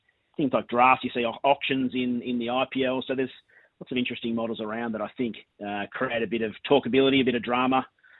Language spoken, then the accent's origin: English; Victoria, Australia; I'm a Victorian